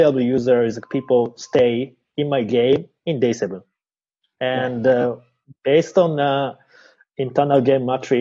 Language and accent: English; Japan; I'm from Japan